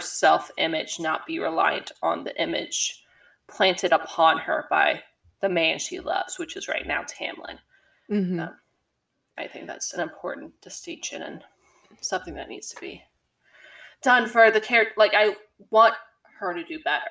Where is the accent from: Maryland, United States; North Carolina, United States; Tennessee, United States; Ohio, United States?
Tennessee, United States; I'm from Tennessee. I'm around hunting all the time